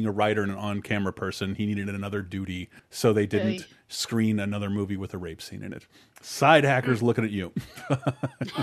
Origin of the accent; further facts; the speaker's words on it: Tallahassee, Florida, United States; growing up in Tallahassee, Florida